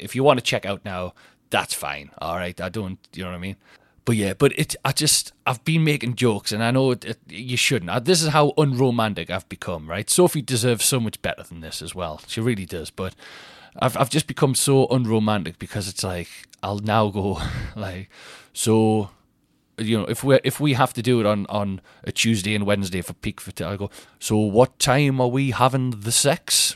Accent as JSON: {"language": "English", "town": "Newcastle upon Tyne", "region": "North East England", "country": "United Kingdom", "tie": "born or raised there", "said": "Newcastle Tyne Theatre, that's my hometown"}